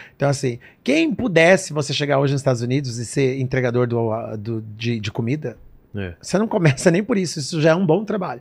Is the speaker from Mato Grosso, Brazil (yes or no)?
no; São Paulo, Brazil; moved away as an adult; also born or lived in New Jersey; eu nasci no Brasil, assim aqui em São Paulo